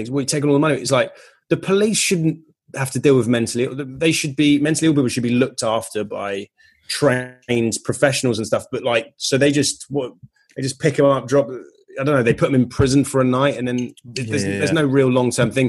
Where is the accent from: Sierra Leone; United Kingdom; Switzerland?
United Kingdom; now in California, United States; I'm British